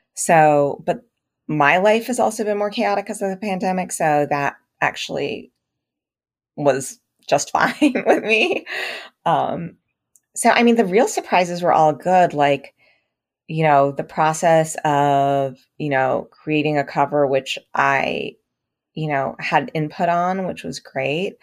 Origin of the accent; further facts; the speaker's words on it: United States; as an Indian American writer